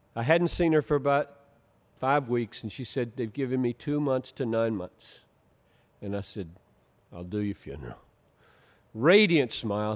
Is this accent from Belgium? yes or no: no; Greenville, South Carolina, United States; now in Minneapolis, United States; growing up in Greenville, South Carolina